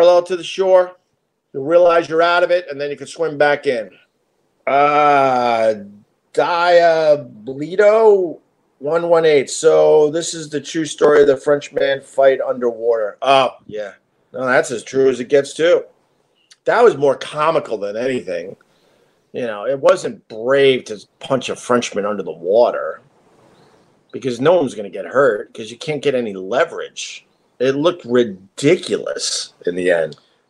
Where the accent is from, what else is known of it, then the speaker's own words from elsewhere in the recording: Long Island, New York, United States; I grew up on Long Island. I grew up around the ocean my entire life.